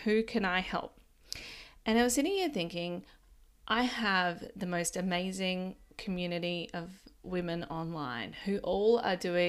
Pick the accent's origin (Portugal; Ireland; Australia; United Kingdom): Australia; Ballina, New South Wales; even my hometown of Ballina